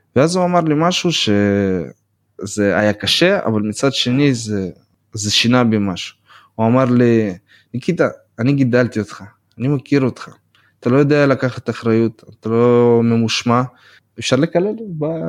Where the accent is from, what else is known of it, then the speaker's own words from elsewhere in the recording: Beersheba, Southern District, Israel; Hebrew is a second language; also born or lived in Volgograd, Russia; now in United States; נולדתי ב-92 בוולגגרד מה שיותר אנשים מכירים בתור סטלינגרד ועליתי בגיל 6 לבאר שבע